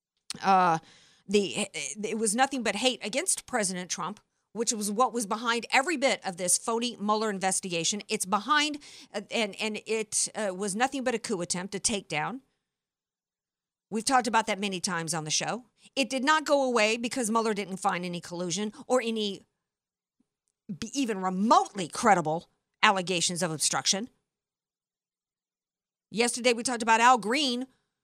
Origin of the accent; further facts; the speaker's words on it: Deep South, United States; moved away; I grew up in the Deep South